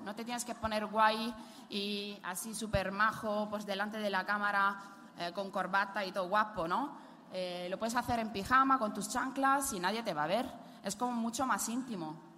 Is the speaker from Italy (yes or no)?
yes; Italy; accent: Italian; Spanish is a second language; moved away